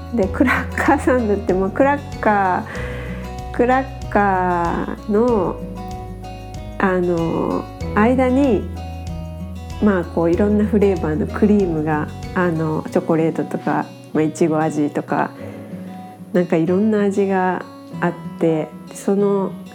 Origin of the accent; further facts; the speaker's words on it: Japan; moved away as an adult; also born or lived in France / Shanghai, China; 日本人として生まれて